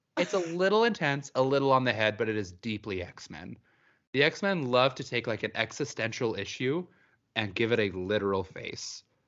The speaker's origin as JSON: {"language": "English", "region": "Utah", "country": "United States", "tie": "born or raised there", "said": "I grew up in Utah"}